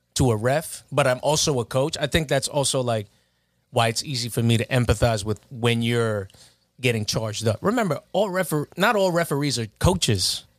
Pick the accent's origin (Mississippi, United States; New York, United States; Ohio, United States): New York, United States; Baldwin; I'm from Baldwin, but I would've went to Uniondale had I not gone to Kellenberg